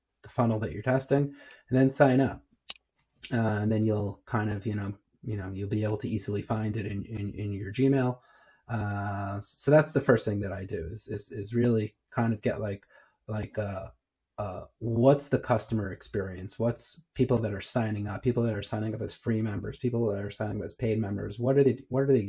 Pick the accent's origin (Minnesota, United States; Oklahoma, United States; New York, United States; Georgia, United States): New York, United States; moved away as an adult; now in Israel; born and bred in New York, and then I moved over to Israel, when, as an adult